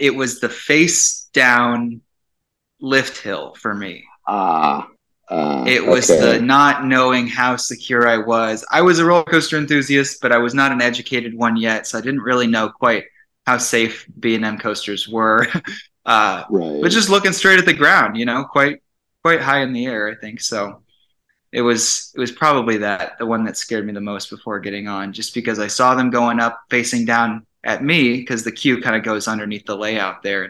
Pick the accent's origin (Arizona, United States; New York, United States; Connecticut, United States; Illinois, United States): Arizona, United States; Phoenix; I grew up in Phoenix